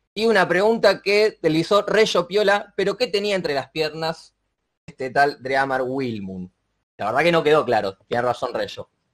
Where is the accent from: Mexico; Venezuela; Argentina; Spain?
Argentina; como argentino